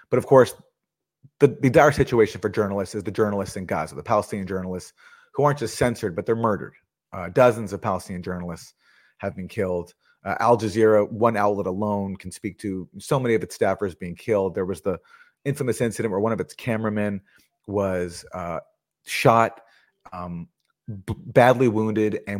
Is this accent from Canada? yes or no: yes; Canada; Max is from the U.S. I'm from Canada.